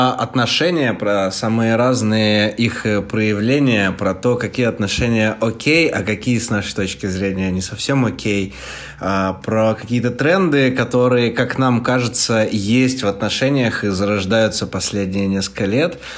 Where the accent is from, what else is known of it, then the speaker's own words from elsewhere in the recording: Chelyabinsk, Chelyabinsk Oblast, Russia; Я Ровный парень из Челябинска.